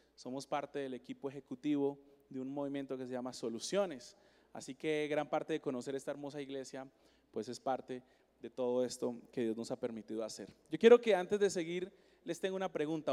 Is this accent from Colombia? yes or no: yes; Colombia; now in Seattle, United States; yo soy colombiano, yo nací en Colombia.